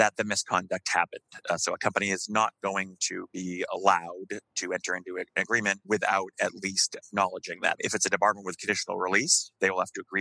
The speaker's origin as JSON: {"language": "English", "country": "United States", "said": "as an American lawyer"}